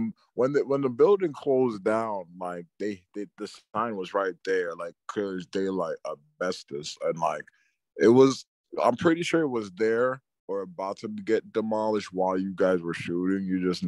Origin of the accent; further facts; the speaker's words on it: Queens, New York, United States; Like, you remember growing up in Queens.